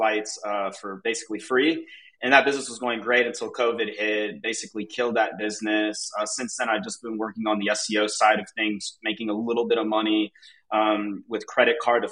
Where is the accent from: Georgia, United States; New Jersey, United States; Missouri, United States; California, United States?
Georgia, United States; Atlanta; moved away as an adult; now in Mexico City, Mexico; I grew up in Atlanta, Georgia, like the suburbs, and I moved to Mexico City about 7 years ago